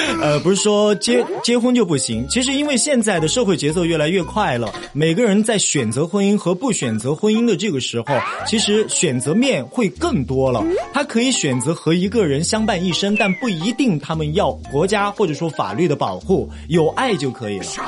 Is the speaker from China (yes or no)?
yes; Chengdu, Sichuan, China; 这就是咱们成都人嘛，四川人的一个过，过年方式